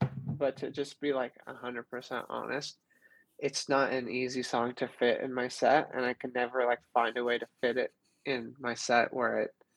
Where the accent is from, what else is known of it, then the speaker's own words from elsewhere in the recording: Southern California, United States; I grew up in Southern California